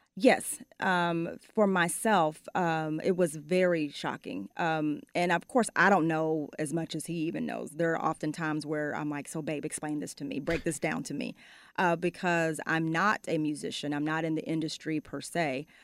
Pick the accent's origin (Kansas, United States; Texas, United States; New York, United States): Texas, United States; Arlington; also born or lived in Fort Worth, Texas; I was born and raised there, and moved to Arlington by the fourth grade